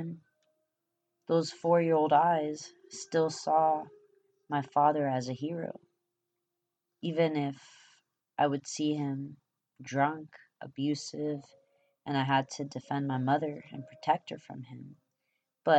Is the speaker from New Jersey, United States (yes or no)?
no; California, United States; English is a second language; they moved back to California. I was born on November 24th, 1988